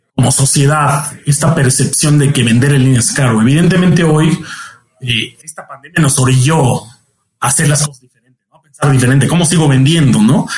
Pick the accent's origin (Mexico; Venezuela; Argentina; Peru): Mexico; además como mexicanos